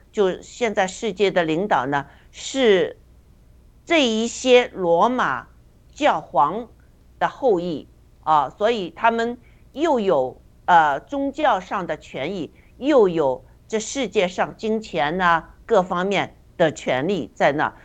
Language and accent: Chinese; China; 我们中国人